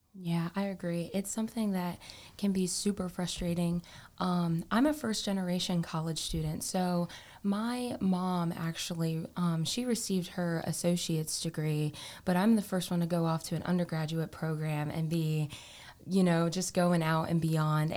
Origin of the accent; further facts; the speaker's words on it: Morehead City, North Carolina, United States; I am from Moorhead City, North Carolina. So I have been a beach girl all of my life.